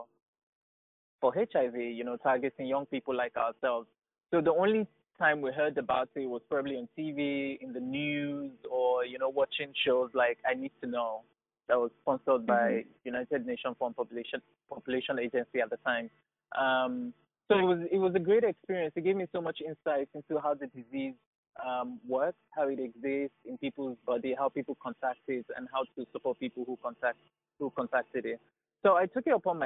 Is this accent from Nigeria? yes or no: yes; Nigeria; growing up in Nigeria at the time I was growing up as a kid